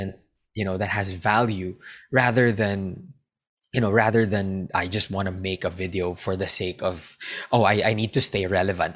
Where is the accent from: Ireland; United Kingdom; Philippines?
Philippines; I'm a Filipino